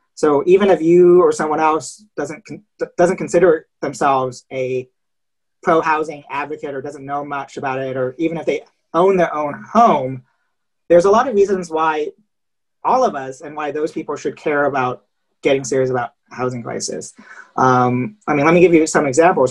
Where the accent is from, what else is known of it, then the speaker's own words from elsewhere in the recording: San Jose, California, United States; also born or lived in Seattle / China Lake, California; I grew up in West San Jose